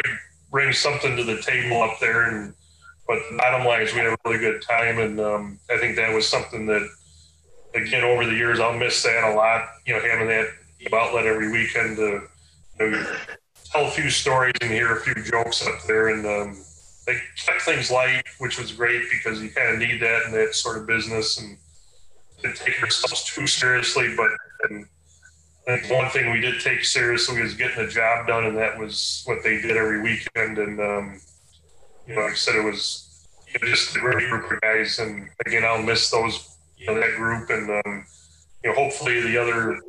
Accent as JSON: {"language": "English", "town": "Chicago", "region": "Illinois", "country": "United States", "tie": "born or raised there", "also_born_or_lived": "Naperville, Illinois / Aurora, Illinois", "moved": "as an adult", "lives_now": "St. Cloud, United States", "said": "I grew up down in the Chicago area and right. Suburbs"}